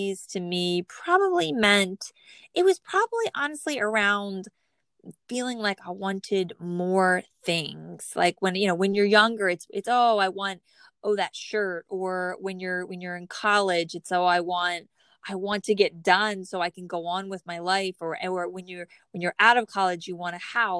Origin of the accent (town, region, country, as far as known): New Jersey, United States; born or raised there